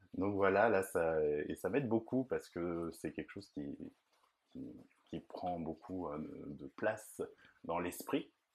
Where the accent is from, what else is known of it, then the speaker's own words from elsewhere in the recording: Nantes, Pays de la Loire, France; je suis de Nantes et j'ai toujours vécu là